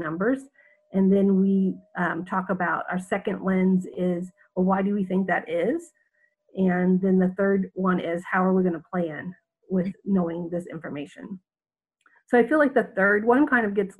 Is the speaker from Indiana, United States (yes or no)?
yes; Southern Indiana, United States; moved away as an adult; now in Jeddah, Saudi Arabia; I am from Southern Indiana, but I have lived in the Middle East for the past 30 years